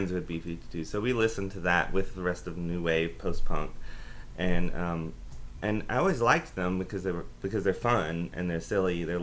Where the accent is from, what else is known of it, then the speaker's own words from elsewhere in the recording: Aiken, South Carolina, United States; I grew up in Aiken, South Carolina, which is probably like two and a half hours from Athens